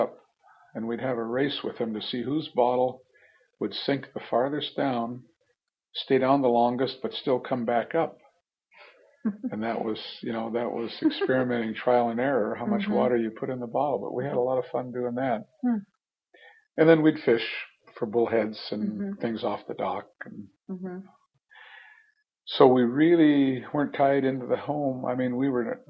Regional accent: Craig, Alaska, United States; moved away as an adult; also born or lived in Seattle, Washington / Beaverton, Oregon; now in Sitka, United States; growing up in Craig

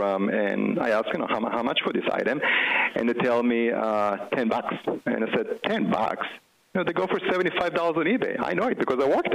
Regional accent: Israel; moved away as an adult; now in United States; as you can tell by my accent, I wasn't born here. I grew up in Israel. But when I was 18, my parents decided to move to the U.S.

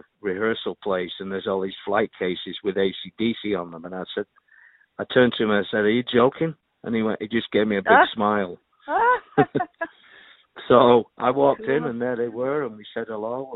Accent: Manchester, North West England, United Kingdom; moved away as an adult; also born or lived in London; I'm from Manchester, England

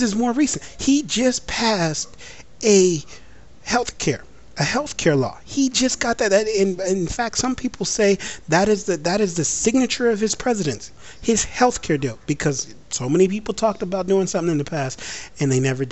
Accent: United States; As an American

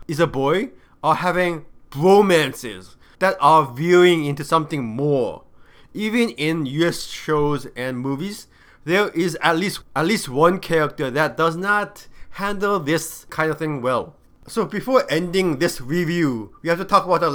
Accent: South Korea; growing up in Korea

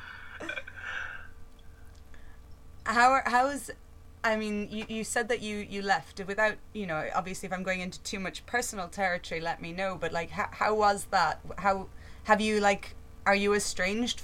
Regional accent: Ireland; now in Leeds, United Kingdom; I'm actually Irish, living in Leeds

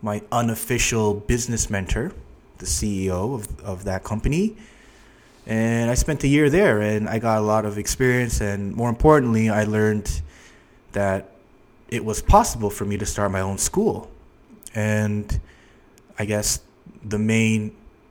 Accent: Toronto, Ontario, Canada; moved away as an adult; now in Seoul, South Korea; I'm originally from Toronto, Canada

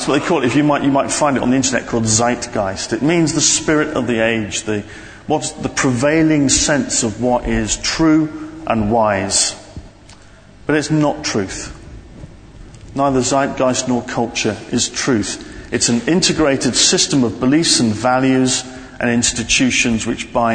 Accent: London, United Kingdom; me from the centre of London.

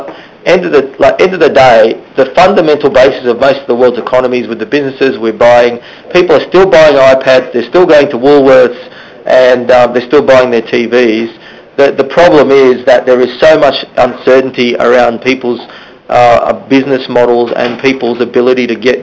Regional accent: Australia; we're Aussie

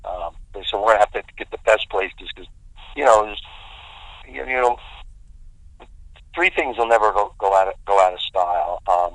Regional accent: Delaware, United States; There's no Greenwich Village in Delaware. We had to create our own Greenwich Village.

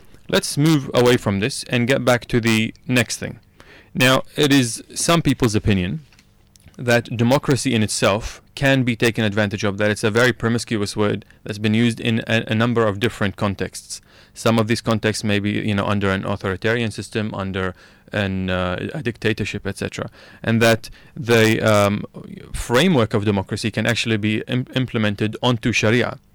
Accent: Iraq; also born or lived in New Zealand; now in Australia; I grew up in Iraq

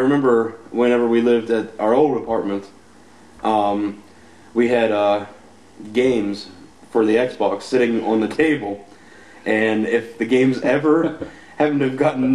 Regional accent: West Virginia, United States; we're from West Virginia.

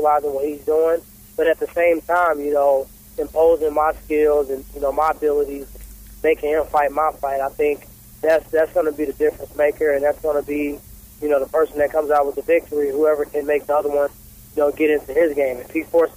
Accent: St. Louis, Missouri, United States; the St. Louis part, my hometown

